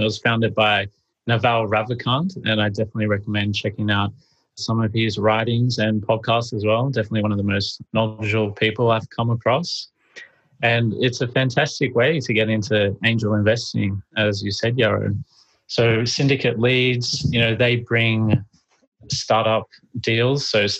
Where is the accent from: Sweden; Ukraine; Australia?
Australia; the legal setup and structure would be very costly for me being an Australian citizen as well.